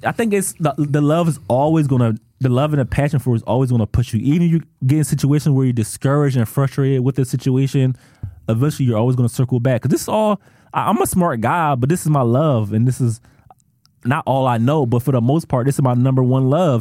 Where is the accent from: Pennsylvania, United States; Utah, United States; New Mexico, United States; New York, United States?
Pennsylvania, United States; Philadelphia; I'm a DJ from Philly